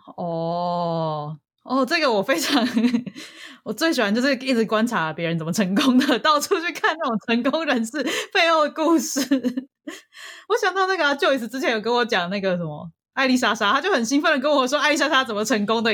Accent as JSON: {"language": "Chinese", "country": "Taiwan", "tie": "born or raised there", "moved": "yes", "lives_now": "United States", "said": "我生活长大的城市里面是这样推崇的"}